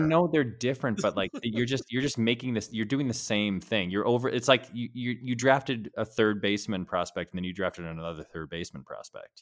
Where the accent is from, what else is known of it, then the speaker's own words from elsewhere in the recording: New England, United States; I'm from New England